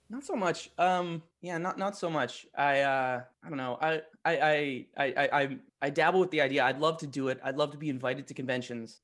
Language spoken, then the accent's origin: English; Edmonton, Alberta, Canada; where I grew up in Edmonton